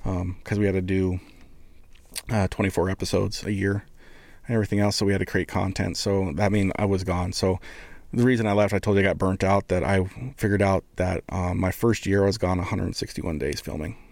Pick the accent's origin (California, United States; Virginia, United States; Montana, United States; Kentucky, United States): Montana, United States; Columbus; I'm from Montana